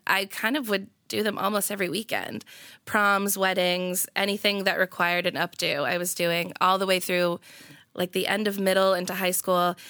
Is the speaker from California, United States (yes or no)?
no; Marlborough, Massachusetts, United States; moved away as an adult; also born or lived in Providence; I'm from, uh, Marlborough. Yeah, so, like, twenty minutes outside of Boston